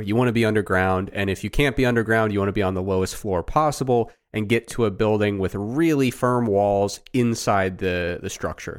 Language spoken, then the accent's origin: English; Ohio, United States; my experience growing up in Ohio